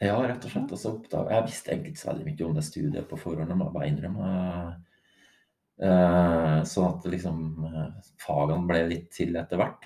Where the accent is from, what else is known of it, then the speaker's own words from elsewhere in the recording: Grong, Trøndelag, Norway; jeg er jo fra Grong, en liten plass i Trøndelag